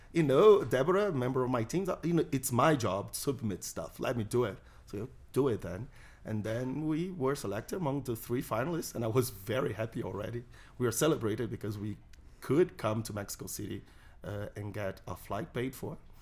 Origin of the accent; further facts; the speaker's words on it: Brazil; I'm a Brazilian libertarian.